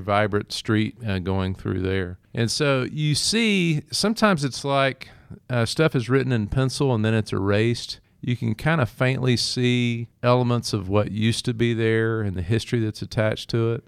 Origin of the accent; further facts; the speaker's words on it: Henderson, Texas, United States; moved away as an adult; also born or lived in Mississippi; now in Waco, United States; I'm originally from Henderson, Texas, a smaller town in East Texas